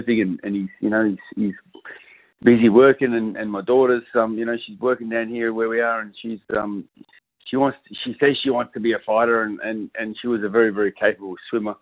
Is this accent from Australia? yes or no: yes; Perth, Western Australia, Australia; also born or lived in Adelaide; So I grew up in Perth, and we moved to Adelaide for 6 years because the old boy got transferred over there for work. We came back when I was about 8 years old and grew up in Doubleview